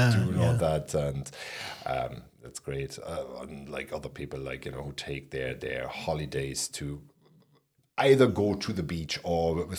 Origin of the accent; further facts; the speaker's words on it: Berlin, Germany; moved away as an adult; also born or lived in Italy; growing up in Berlin